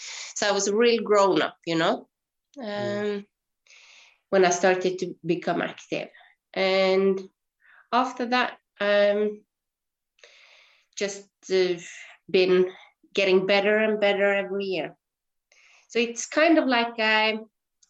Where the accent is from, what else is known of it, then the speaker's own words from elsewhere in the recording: Hareid, Møre og Romsdal, Norway; I grew up in Hareid, which is a small island outside of Ålesund at the west coast of Norway